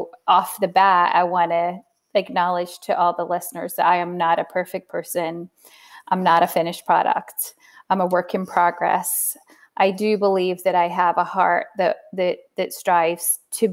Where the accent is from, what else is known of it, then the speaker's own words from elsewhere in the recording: United Kingdom; now in United States; I'm British